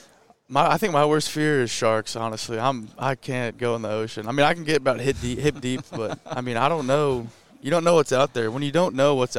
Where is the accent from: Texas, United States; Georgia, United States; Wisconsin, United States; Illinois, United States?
Texas, United States; Southlake; also born or lived in Columbus, Ohio; now in Austin, United States; I'm from South Lake